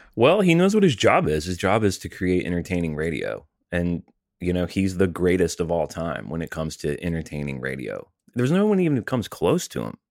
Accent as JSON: {"language": "English", "region": "Alabama", "country": "United States", "tie": "born or raised there", "also_born_or_lived": "Tennessee", "said": "growing up in Alabama and Tennessee"}